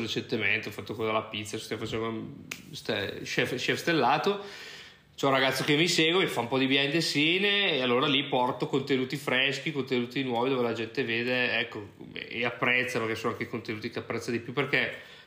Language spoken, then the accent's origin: Italian; Brescia, Lombardy, Italy; moved away as an adult; also born or lived in United States / Ireland; now in Lisbon, Portugal; sono di Brescia, eh, come magari qualcuno può sentire dall'accento